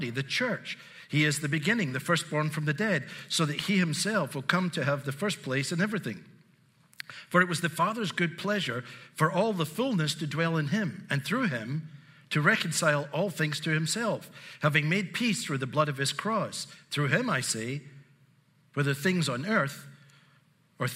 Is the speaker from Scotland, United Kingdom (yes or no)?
yes; Glasgow, Scotland, United Kingdom; also born or lived in Southern United States; now in United States; I grew up in Glasgow in Scotland. I still get a residual accent. I live in the south